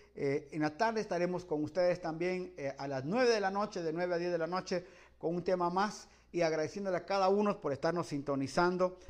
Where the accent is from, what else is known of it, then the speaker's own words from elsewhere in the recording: Guatemala; moved away; also born or lived in Los Angeles, United States / Guayaquil, Ecuador; yo soy guatemalteco